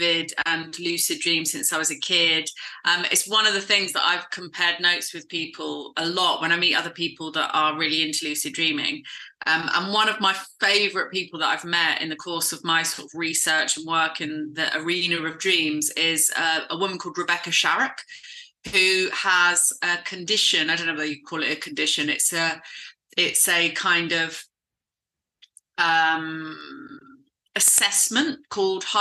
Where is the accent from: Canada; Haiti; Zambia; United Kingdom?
United Kingdom; south coast of England; I've been hosting a lecture club in my hometown. I live on the south coast of England, and I live in a really small town